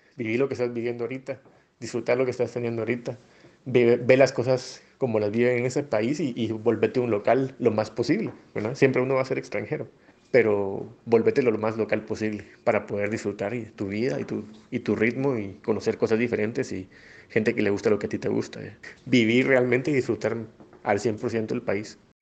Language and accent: Spanish; Flores, Petén, Guatemala; moved away as an adult; now in Heredia, Costa Rica; soy de Flores Petén, Guatemala. Ahora vivo en Costa Rica, en Heredia específicamente.